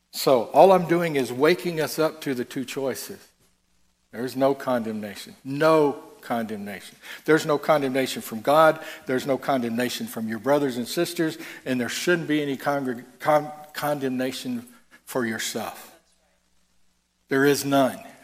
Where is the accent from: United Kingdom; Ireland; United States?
United States; Tennessee; I'm from I'm from Tennessee.